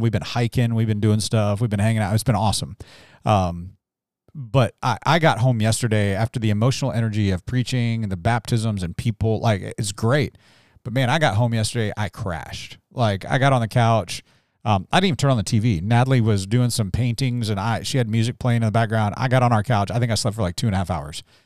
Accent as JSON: {"language": "English", "town": "Salisbury", "region": "Maryland", "country": "United States", "tie": "born or raised there", "moved": "yes", "said": "in my hometown, all everybody wanted to do was get away"}